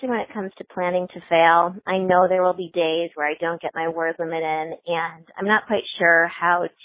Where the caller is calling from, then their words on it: Indianapolis, Indiana, United States; I'm calling from Indianapolis.